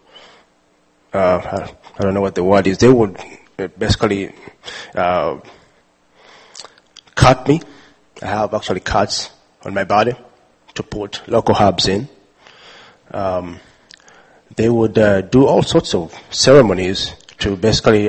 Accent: Uganda; I was born and raised in Uganda

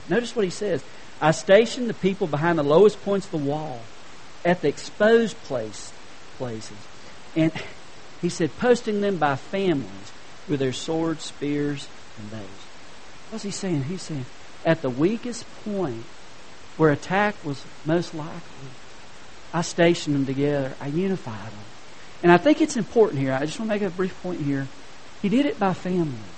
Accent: Hendersonville, North Carolina, United States; I was from Hendersonville, North Carolina.

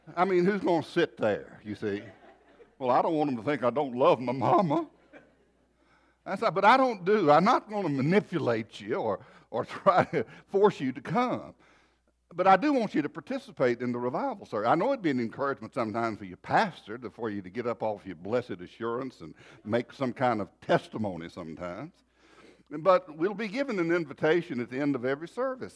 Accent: North Carolina, United States; moved away; also born or lived in Texas; we're originally from North Carolina, a little place down foot of hills

